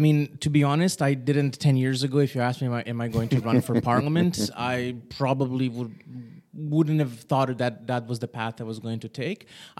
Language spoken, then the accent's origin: English; Calgary, Alberta, Canada; moved away as an adult; now in Serbia; So just background, I was born in Serbia, but at age of 8, I left with my family. We moved to Calgary, Canada.